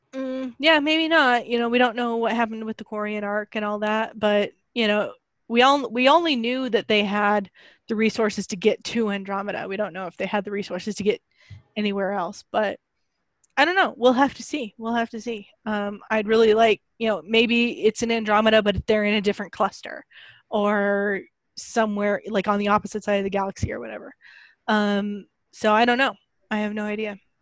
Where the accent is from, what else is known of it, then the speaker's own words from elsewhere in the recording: United States; I am an American woman.